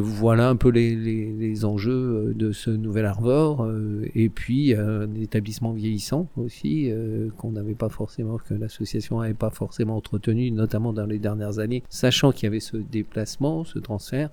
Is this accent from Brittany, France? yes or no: yes; Guingamp, Brittany, France; moved away as an adult; now in Rennes, France; je suis venu ici pour mes études de sociologie, donc je suis décoloriste des Côtes d'Armor